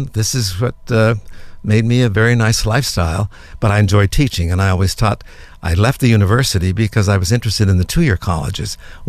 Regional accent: New York, United States; now in Orange County, United States; For instance, I came from the city. I came from New York, went to study in New York. My partner and I, two gay guys, come to Orange County.

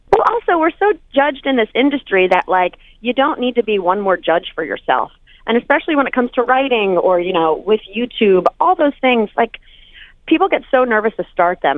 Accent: North Carolina, United States; moved away; also born or lived in New York; I'm from North Carolina

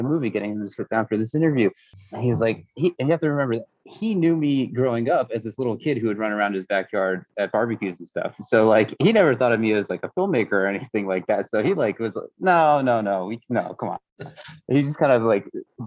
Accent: United States; I grew up in the United States

